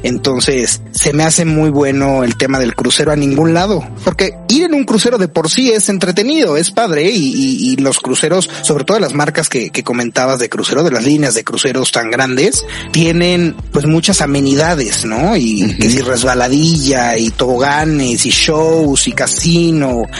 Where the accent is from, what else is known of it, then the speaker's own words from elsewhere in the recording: Mexico; somos mexicanos